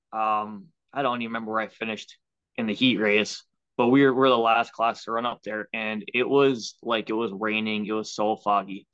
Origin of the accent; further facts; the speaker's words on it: Waconia, Minnesota, United States; now in Chaska, United States; Originally, I'm from Waconia. We live in Chaska now, which is 15 minutes southeast of Waconia.